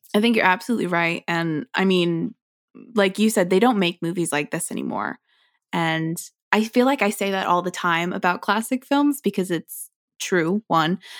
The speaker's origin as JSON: {"language": "English", "country": "United States", "said": "as an American"}